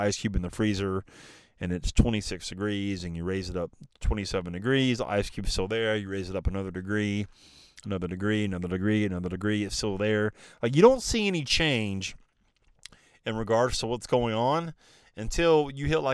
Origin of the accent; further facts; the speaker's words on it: the Carolinas, United States; he's born and raised in the Carolinas